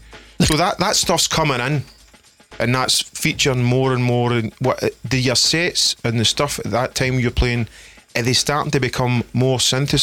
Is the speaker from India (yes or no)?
no; Stevenston, Scotland, United Kingdom; I'm from Stevenson, which is right next to Salkett's